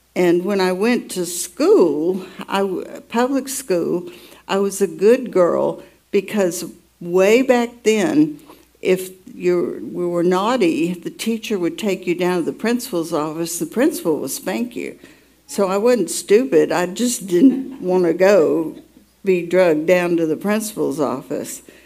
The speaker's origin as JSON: {"language": "English", "town": "Atlanta", "region": "Georgia", "country": "United States", "tie": "born or raised there", "said": "I was born in Atlanta, Georgia"}